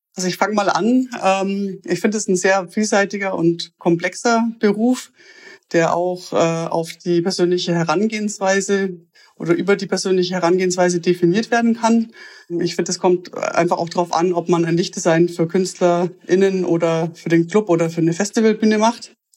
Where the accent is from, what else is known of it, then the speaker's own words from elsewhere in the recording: Augsburg, Bavaria, Germany; ich komme aus einer Kleinstadt, aus Augsburg